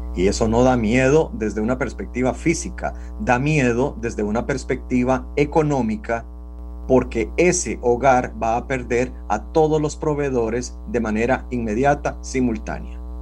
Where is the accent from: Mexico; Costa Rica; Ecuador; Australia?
Costa Rica; así somos los costarricenses